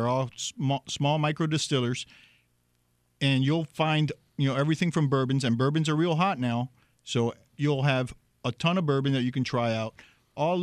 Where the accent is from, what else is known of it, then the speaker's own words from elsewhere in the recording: Miami, Florida, United States; I'm born and raised in Miami